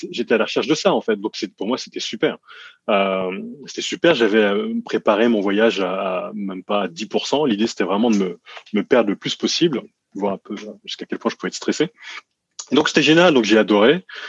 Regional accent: France; now in Japan; en tant que Français ici, je passe, je passe pour un Américain

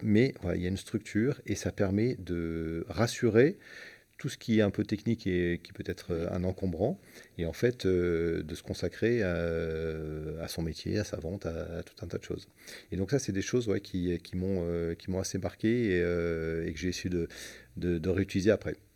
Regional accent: Marseille, Provence-Alpes-Côte d'Azur, France; je suis Marseillais. Euh, à Marseille, on parle beaucoup

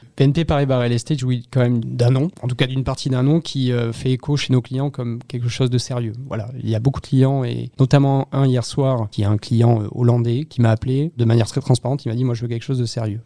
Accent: near Bordeaux, Nouvelle-Aquitaine, France; moved away; also born or lived in Toulon / London; je viens de Bordeaux, je suis originaire d'une petite ville à 20 km au sud de Bordeaux et euh, voilà j'ai grandi là-bas quelques temps

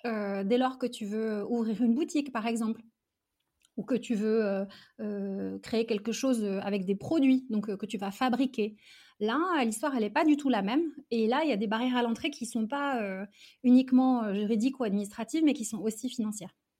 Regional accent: Charenton-le-Pont, Île-de-France, France; also born or lived in Algeria; Je suis venue en France avec mes parents et mon frère quand j'avais 4 ans. Mmh euh, et donc j'ai fait toute ma scolarité euh, ici, en, proche banlieue parisienne

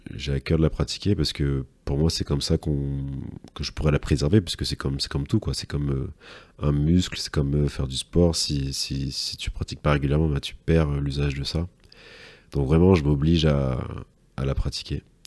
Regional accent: Martinique; moved away as an adult; now in Paris, France; moi j'ai grandi en Martinique en fait, de mes 0 à 21 ans.

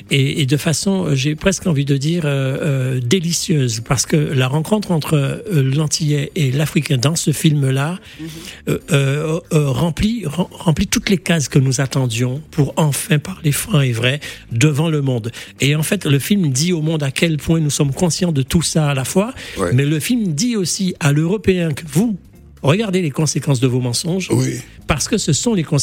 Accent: Djibouti; born there; Moi, le hasard, à cause de cette histoire coloniale, je suis né à Djibouti, parce que mon père était militaire.

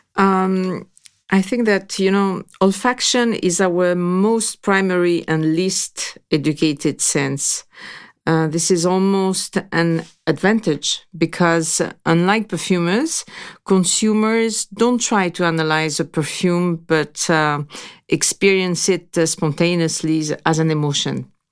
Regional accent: Grasse, Provence-Alpes-Côte d'Azur, France; I was born in Graz, so it's really the capital of perfumes

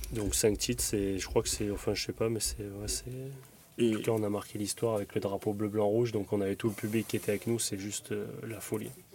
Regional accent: Draguignan, Provence-Alpes-Côte d'Azur, France; Je suis natif de Draguignan dans le Var

